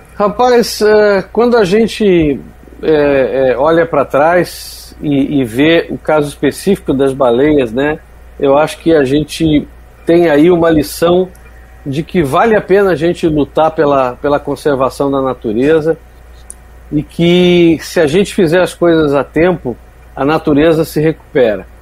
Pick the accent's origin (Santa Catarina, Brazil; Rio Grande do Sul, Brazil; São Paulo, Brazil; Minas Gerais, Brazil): Rio Grande do Sul, Brazil; Porto Alegre; now in Praia do Forte, Brazil; Nasci em Porto Alegre, tenho, tenho família lá no Rio Grande do Sul ainda